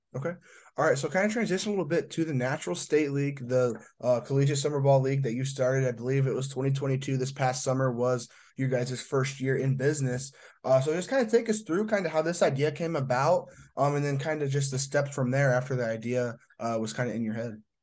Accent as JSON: {"language": "English", "region": "Indiana", "country": "United States", "said": "I'm from Indiana"}